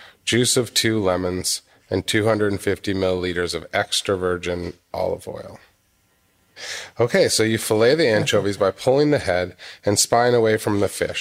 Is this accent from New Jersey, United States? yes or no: no; Massachusetts, United States; moved away as an adult; also born or lived in Seattle / Los Angeles; I was born in Massachusetts.